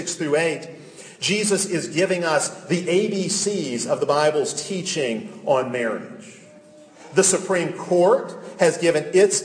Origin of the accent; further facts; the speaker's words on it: United States; I am an American